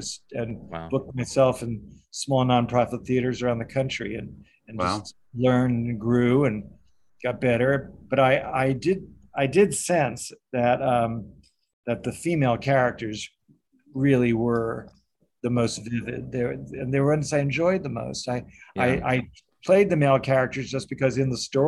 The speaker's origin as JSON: {"language": "English", "region": "New York", "country": "United States", "tie": "born or raised there", "also_born_or_lived": "Evanston, Illinois", "said": "I'm from New York. Originally, I was born here"}